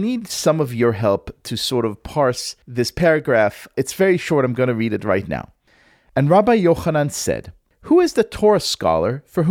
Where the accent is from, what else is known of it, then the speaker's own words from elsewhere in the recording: Israel; moved away; I grew up in Israel. Although I grew up secular, I'm the scion of a longtime Haredi family.